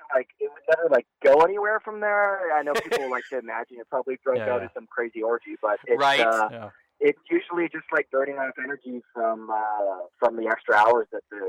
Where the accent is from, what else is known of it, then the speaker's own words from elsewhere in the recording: Hong Kong; also born or lived in Vancouver, Canada; And I grew up in Hong Kong, between Hong Kong and Vancouver. So I'm actually Canadian.